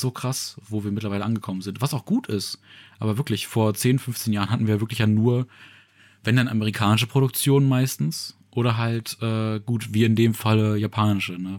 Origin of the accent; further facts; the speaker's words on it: Saxony-Anhalt, Germany; moved away; also born or lived in Ruhr area, North Rhine-Westphalia; meiner Heimat in Sachsen-Anhalt